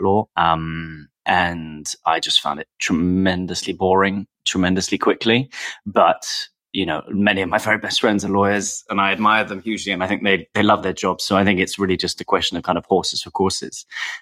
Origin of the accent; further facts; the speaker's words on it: London, United Kingdom; also born or lived in Paris / Russia; I'm from London. I was born in London. I've lived here with the exception of a couple of years in Paris and actually in Russia